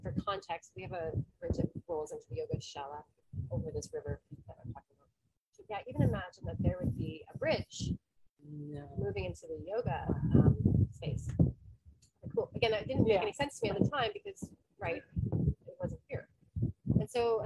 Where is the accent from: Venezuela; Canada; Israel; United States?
Canada; moved away as an adult; We're from Canada.